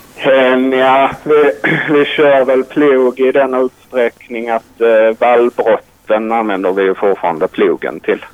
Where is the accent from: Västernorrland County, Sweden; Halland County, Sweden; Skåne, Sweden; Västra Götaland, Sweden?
Skåne, Sweden; near Ystad; now in Tumba, Sweden; Jag är uppvuxen nära Ystad, så långt ner som möjligt i princip